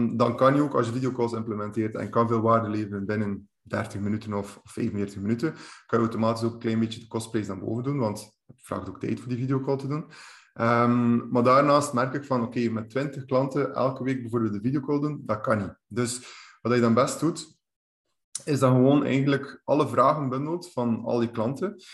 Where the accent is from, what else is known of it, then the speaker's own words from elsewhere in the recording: Bruges, Flanders, Belgium; kom ik van de kanten van Brugge eh, aan de kust